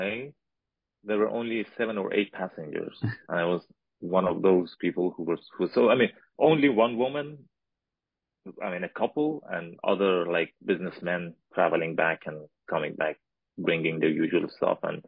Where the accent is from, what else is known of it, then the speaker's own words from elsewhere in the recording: Afghanistan; moved away as an adult; From Afghanistan.